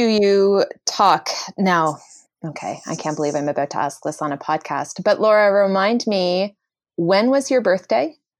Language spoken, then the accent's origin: English; Canada; I'm Canadian, I apologize for everything, it's just what we